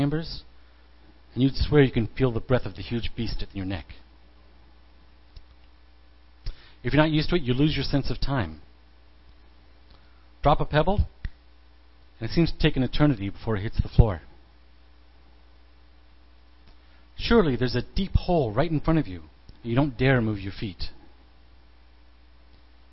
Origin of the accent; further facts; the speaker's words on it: Midwest, United States; Growing up in the Midwest